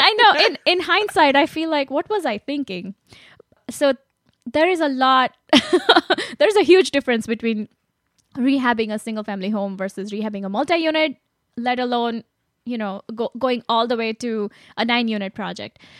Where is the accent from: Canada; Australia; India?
India; moved away; I grew up in India